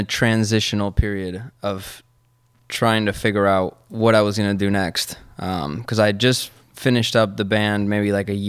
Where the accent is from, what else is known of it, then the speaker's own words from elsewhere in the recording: Argentina; Because I'm from Argentina, che. And we say Che.